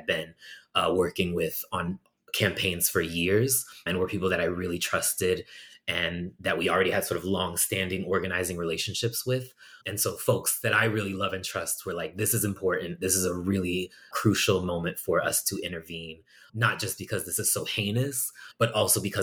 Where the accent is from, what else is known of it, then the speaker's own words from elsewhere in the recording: Massachusetts, United States; moved away as an adult; now in Chicago, United States; I'm originally from Massachusetts. I moved to Chicago about 11 years ago